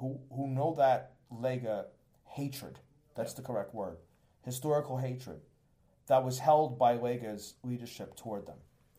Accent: United States; accent: Campania Neapolitan (when speaking Italian); I'm an American, right? And I'm only half genetically Italian, right? I'm an American.

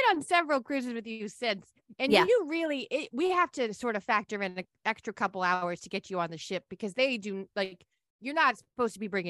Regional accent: Maine, United States; It means I'm from Maine.

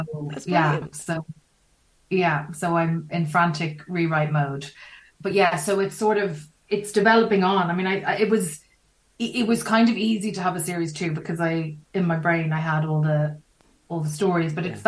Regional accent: Ireland

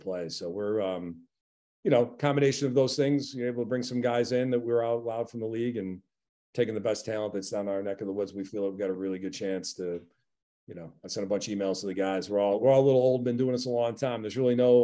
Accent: Buffalo, New York, United States; I grew up in Buffalo.

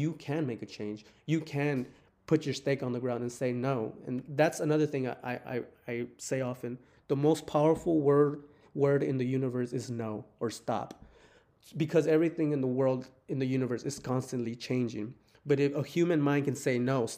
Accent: Texas, United States; I'm from Texas

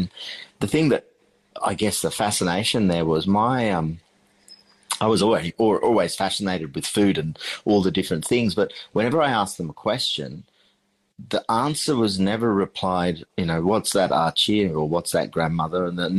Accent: Sri Lanka; also born or lived in London, United Kingdom; growing up in Sri Lanka, when we left London at the age of 4 and, you know, drove across the world to get to Sri Lanka, that kitchen in our house, which is still standing, it's now nearly 300 years old, was the heart.

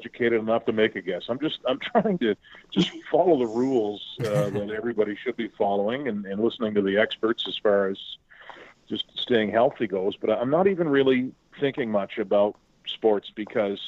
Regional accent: Trenton, Nova Scotia, Canada; moved away; I'm hunkered down in my brother's basement in my hometown of Trenton, Nova Scotia.

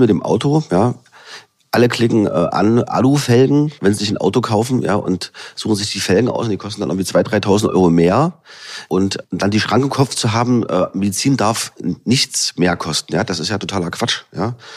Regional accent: Halle, Saxony-Anhalt, Germany; also born or lived in Leipzig; Ich bin ja gebürtiger Hallenser sozusagen, kenne hier die Region, äh, bin hier zu Hause

